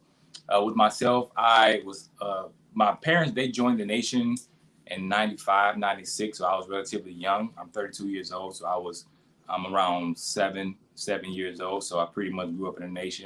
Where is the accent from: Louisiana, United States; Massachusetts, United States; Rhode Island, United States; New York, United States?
Louisiana, United States; Baton Rouge; also born or lived in New Orleans, Louisiana; I'm actually originally from Baton Rouge, Louisiana.